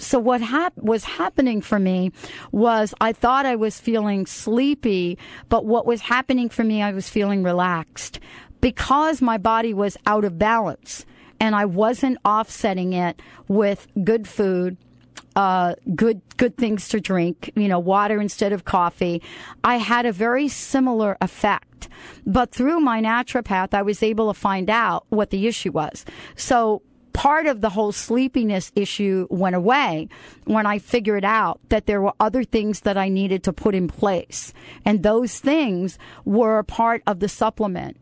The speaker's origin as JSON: {"language": "English", "town": "New York City", "region": "New York", "country": "United States", "tie": "born or raised there", "said": "I was born in the Bronx and, you know, I lived in and played in a concrete, uh, uh, park for most of my life"}